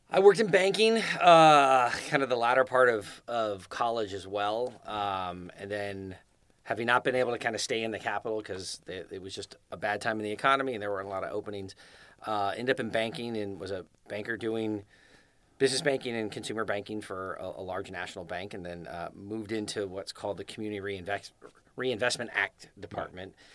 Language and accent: English; Scotts Valley, California, United States; moved away as an adult; also born or lived in Fresno, California / Clovis, California / Davis, California; now in Rancho Cordova, United States; I grew up in Santa Cruz. I grew up in Scotts Valley, which is the last town before you hit Santa Cruz